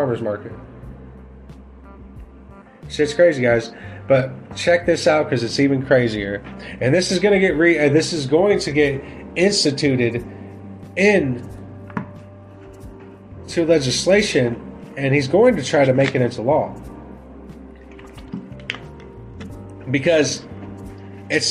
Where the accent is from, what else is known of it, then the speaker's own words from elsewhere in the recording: United States; we as the American people